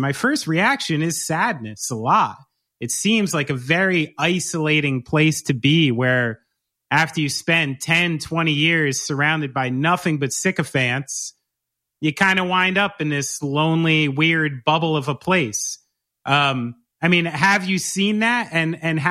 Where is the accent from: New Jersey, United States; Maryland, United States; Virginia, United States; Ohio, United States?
New Jersey, United States; I'm from New Jersey.